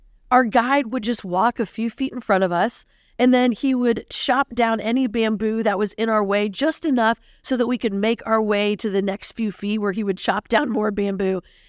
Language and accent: English; Philippines; I'll be your host for today. Growing up in the Philippines, I went to an international school.